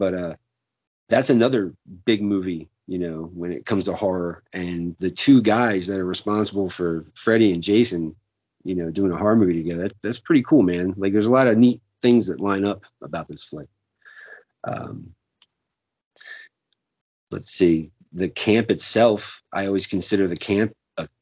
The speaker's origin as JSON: {"language": "English", "region": "New Jersey", "country": "United States", "said": "I'm from New Jersey"}